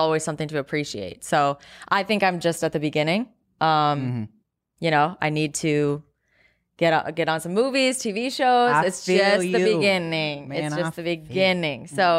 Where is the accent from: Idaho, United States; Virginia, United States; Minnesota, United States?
Minnesota, United States; Eden Prairie; Eden Prairie.